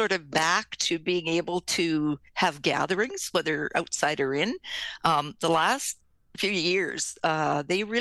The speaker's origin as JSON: {"language": "English", "country": "Canada", "said": "we're Canadian"}